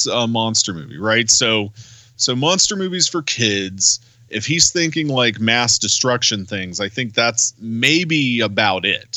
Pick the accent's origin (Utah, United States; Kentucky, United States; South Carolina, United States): South Carolina, United States; I'm from South fucking Carolina